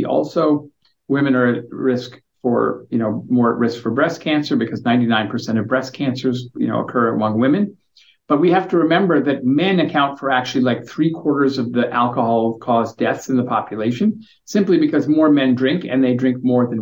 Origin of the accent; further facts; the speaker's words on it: United States; moved away as an adult; now in Victoria, Canada; I'm an American and I only showed up in Canada 3 years ago.